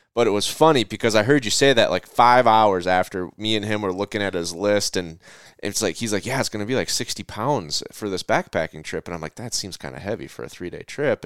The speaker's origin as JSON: {"language": "English", "region": "Minnesota", "country": "United States", "tie": "born or raised there", "said": "my hometown of, of, or home state of Minnesota"}